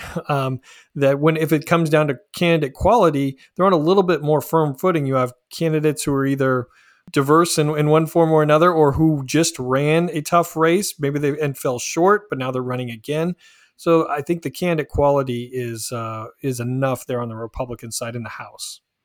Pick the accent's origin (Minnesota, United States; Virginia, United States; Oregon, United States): Oregon, United States; Polk County, Willamette Valley; moved away; I grew up in Oregon in the Willamette Valley, uh, grew up in Polk County